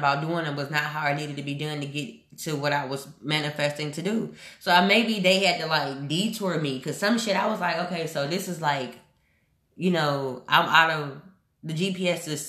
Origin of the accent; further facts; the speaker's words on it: Houston, Texas, United States; moved away as an adult; also born or lived in Omaha, Nebraska; when I left Houston last year